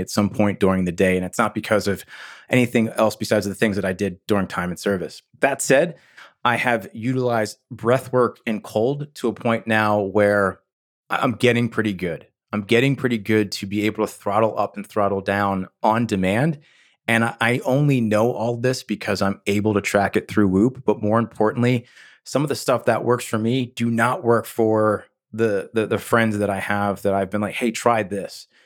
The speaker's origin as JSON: {"language": "English", "region": "New Jersey", "country": "United States", "tie": "born or raised there", "said": "I grew up in New Jersey"}